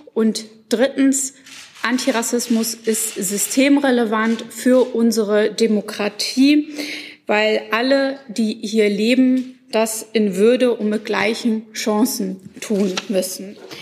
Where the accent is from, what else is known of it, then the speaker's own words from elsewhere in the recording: Schwerin, Mecklenburg-Vorpommern, Germany; meine Heimat Schwerin und Mecklenburg-Vorpommern